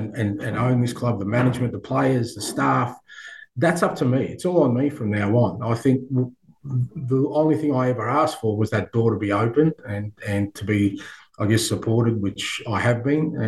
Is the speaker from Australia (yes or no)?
yes; Australia; I grew up in Australia where we love sport